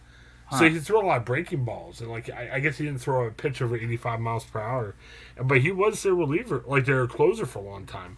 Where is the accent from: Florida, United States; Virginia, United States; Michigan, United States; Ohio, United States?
Ohio, United States; Southern; moved away; I grew up in Southern Ohio when I was a little kid.